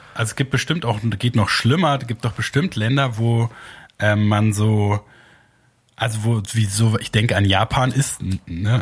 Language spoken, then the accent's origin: German; Germany; als Deutscher